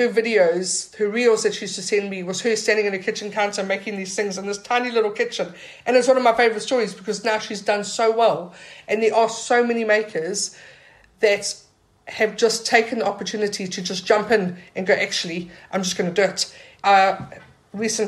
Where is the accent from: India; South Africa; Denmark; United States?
South Africa; now in Portobello, Edinburgh, United Kingdom; Growing up in South Africa